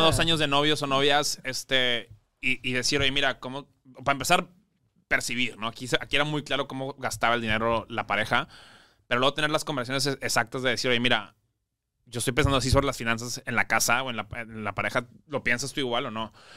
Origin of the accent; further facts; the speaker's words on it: Monterrey, Nuevo León, Mexico; now in Mexico City, Mexico; yo soy regio, pero, pero vivo en la Ciudad de México